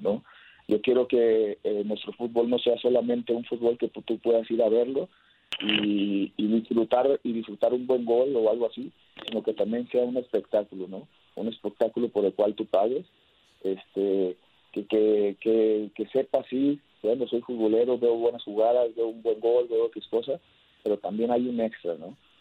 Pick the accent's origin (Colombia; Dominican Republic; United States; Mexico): Mexico; somos un país muy grande